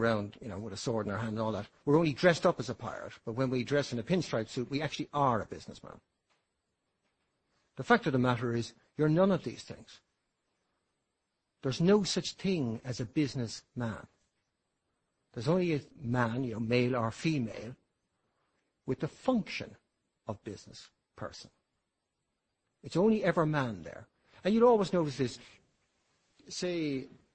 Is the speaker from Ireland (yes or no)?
yes; Ireland; I consider myself to be Irish, an Irishman.